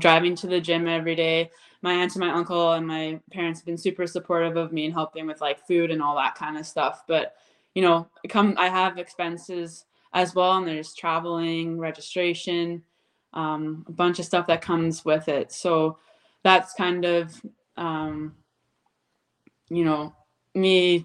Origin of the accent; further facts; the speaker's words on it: Abbotsford, British Columbia, Canada; now in Red Deer, Canada; I grew up in Abbotsford, BC, but I currently live in Red Deer, Alberta now. We moved in 2014